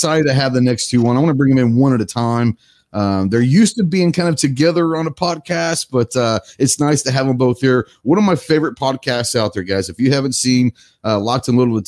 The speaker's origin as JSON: {"language": "English", "town": "Dallas", "region": "Texas", "country": "United States", "tie": "born or raised there", "said": "my hometown, Dallas, Texas"}